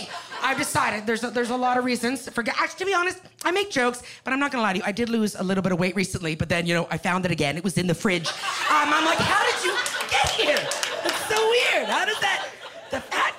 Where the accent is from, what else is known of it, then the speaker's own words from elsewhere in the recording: Canada; moved away as an adult; now in Los Angeles, United States; I'm a Canadian girl. I just moved